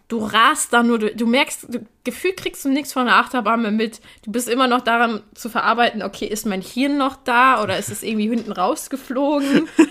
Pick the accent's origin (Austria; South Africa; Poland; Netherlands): Poland; ich bin Polin